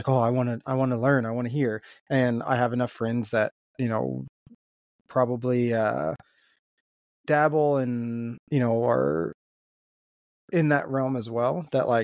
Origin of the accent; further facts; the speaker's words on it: Maryland, United States; I grew up in Maryland